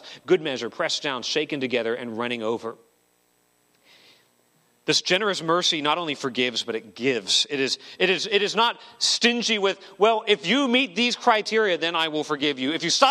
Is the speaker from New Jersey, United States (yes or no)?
no; Arizona, United States; I grew up in Arizona, and in the mountains behind our house, there are abandoned mine shafts all over the place